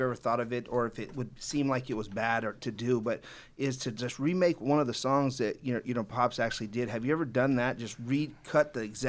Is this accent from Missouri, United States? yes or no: no; Downey, California, United States; I'm from Downey.